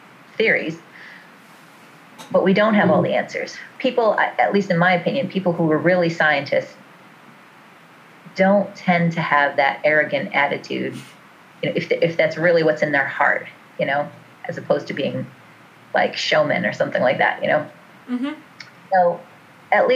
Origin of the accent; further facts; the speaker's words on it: New York, United States; I'm from New York